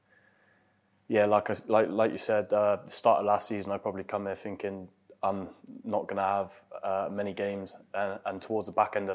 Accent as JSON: {"language": "English", "town": "Bristol", "region": "South West England", "country": "United Kingdom", "tie": "born or raised there"}